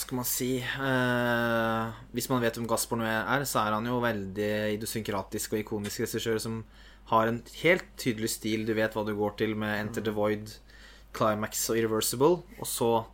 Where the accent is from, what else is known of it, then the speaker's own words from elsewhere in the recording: Norway; som nordmann